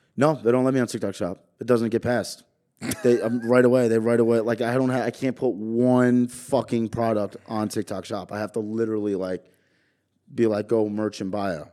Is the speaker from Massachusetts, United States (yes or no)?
no; New York, United States; also born or lived in Jersey Shore, New Jersey; now in New Jersey, United States; I'm from New York